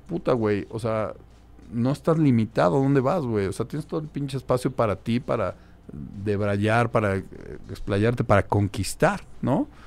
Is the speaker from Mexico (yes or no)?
yes; Mexico; decíamos, oye, en lugar de que como mexicanos nos echemos porras, nos ponemos el pie